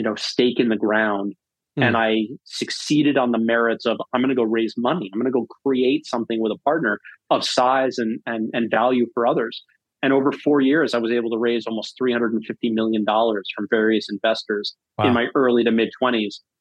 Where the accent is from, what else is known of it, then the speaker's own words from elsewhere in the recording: North Shore of Long Island, New York, United States; also born or lived in Birmingham, Alabama; now in Massachusetts, United States; I grew up on the North Shore of Long Island